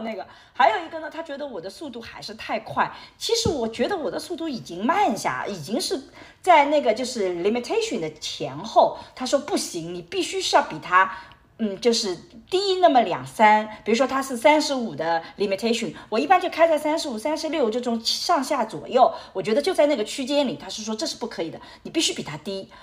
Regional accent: Shanghai, China; moved away as an adult; now in United States; 我是来自上海的

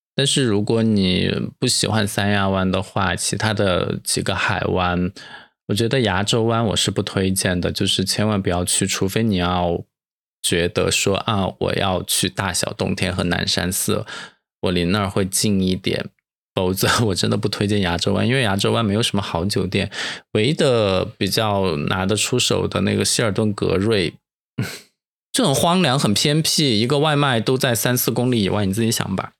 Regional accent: Dujiangyan, Sichuan, China; now in Sanya, China; 我来自成都旁边的卫星成都这样验尸

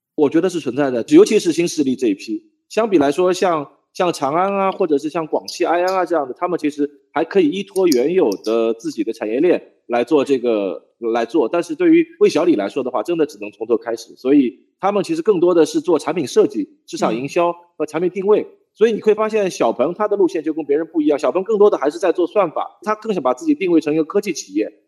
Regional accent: Changzhou, Jiangsu, China; 我老家在江苏常州

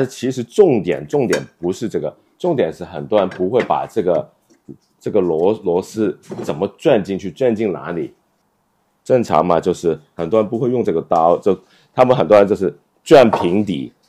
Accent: China; 我们中国人的那个圆桌文化

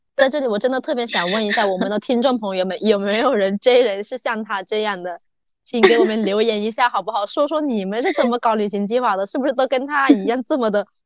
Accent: Meizhou, Guangdong, China; now in Guangzhou, China; 我们从广州回我梅州老家

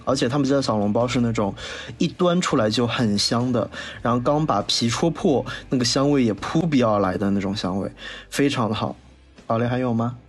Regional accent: Wuxi, Jiangsu, China; 我们无锡这边过年呢，家里都会做三样东西，蛋饺、面筋和白夜包

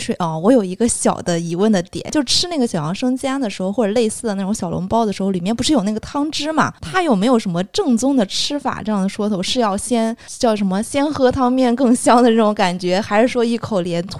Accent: northern China, China; 作为北方人，对于面食也真的是非常钟爱的。

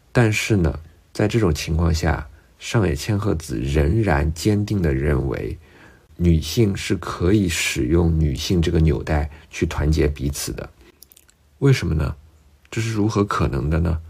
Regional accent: China; 用我们中国人特别熟悉的话来说

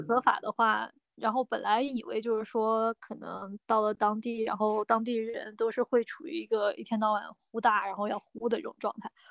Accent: Nanjing, Jiangsu, China; 因为我南京人嘛，那周围在南京这边儿老早就有什么结婚啊，生小孩的那些朋友

